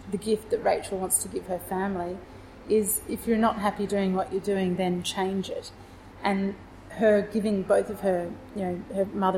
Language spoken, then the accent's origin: English; Fremantle, Western Australia, Australia; moved away as an adult; now in Melbourne, Australia; my hometown, which is Fremantle in Western Australia